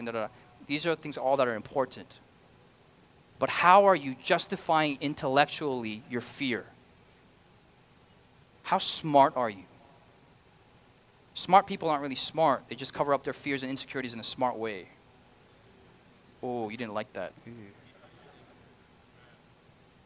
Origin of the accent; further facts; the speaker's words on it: United States; I'm an American.